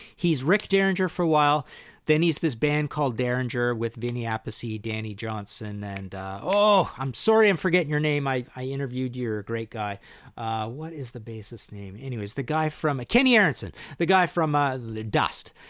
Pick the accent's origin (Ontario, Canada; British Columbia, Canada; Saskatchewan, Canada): British Columbia, Canada; Trail; I'm from Trail B C